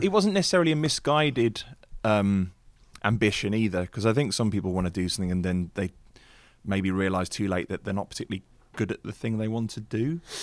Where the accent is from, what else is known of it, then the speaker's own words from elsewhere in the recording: Wolverhampton, West Midlands, United Kingdom; moved away as an adult; also born or lived in London; I traveled in from Wolverhampton, went down to London